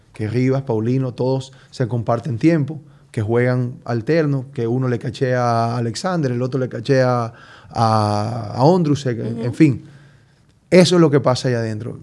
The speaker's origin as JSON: {"language": "Spanish", "country": "Colombia", "said": "yo soy colombiano"}